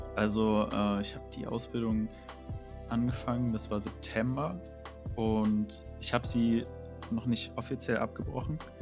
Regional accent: Dresden, Saxony, Germany; moved away as an adult; now in Leipzig, Germany; Ich komme ja aus Dresden

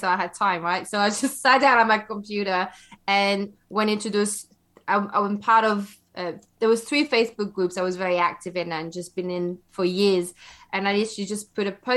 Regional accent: Belgium; also born or lived in London, United Kingdom; now in United Kingdom; where I come from, I grew up in Belgium. And so now I live in the UK.

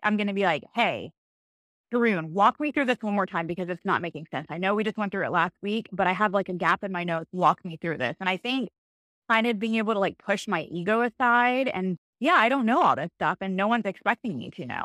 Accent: Cypress, Texas, United States; I grew up in Cyprus, Cyprus, Texas, just, you know, Northwest Houston

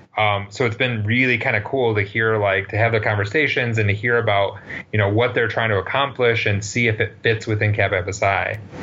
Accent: Western Michigan, United States; I grew up in Western Michigan

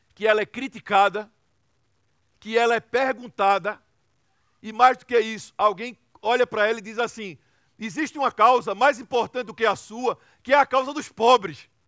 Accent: Recife, Pernambuco, Brazil; uma cidade chamada Recife, que é de onde eu venho e é de onde eu sempre vou voltar

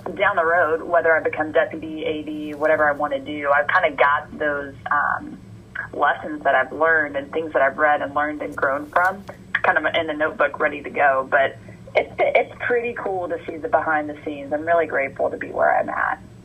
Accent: Georgia, United States; moved away as an adult; I'm from Georgia, born and raised in Georgia, went to UGA for my undergrad

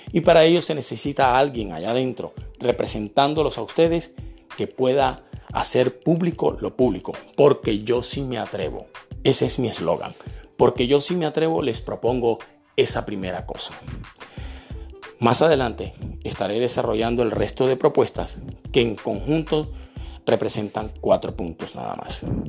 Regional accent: Barranquilla, Atlántico, Colombia; also born or lived in Santa Marta; Nací en la ciudad de Santa Marta en el año de 1962. Desde muy pequeño vivo en la ciudad de Barranquilla

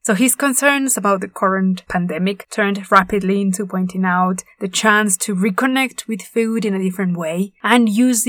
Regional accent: Puebla, Mexico; my hometown of Puebla

